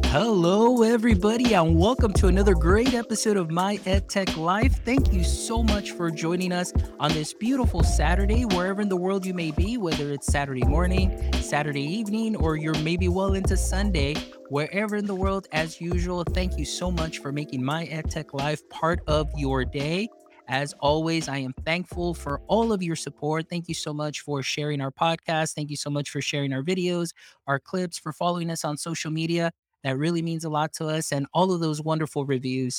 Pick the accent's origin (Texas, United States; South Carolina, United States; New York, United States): Texas, United States; deep South; first language Spanish; English is a second language; growing up here in Texas, and I'm deep South Texas. I'm along the side of the border from Mexico, so Spanish was my very first language